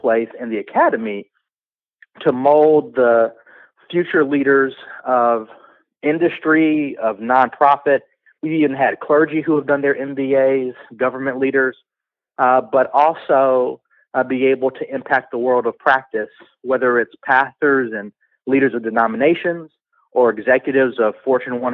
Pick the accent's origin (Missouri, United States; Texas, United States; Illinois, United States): Illinois, United States; Chicago; I am from the South Side of Chicago